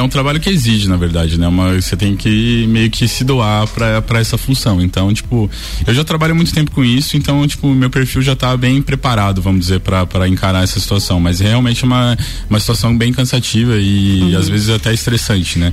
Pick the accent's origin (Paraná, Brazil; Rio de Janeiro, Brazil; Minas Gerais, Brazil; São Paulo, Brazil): São Paulo, Brazil; moved away as an adult; now in Itajaí, Brazil; Sou natural de São Paulo e tô em Itajaí, no Uva, fazem quatro anos